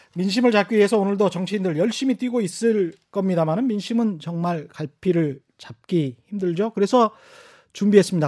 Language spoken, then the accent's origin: Korean; Yeosu, South Jeolla, South Korea; 저는 전라남도 여수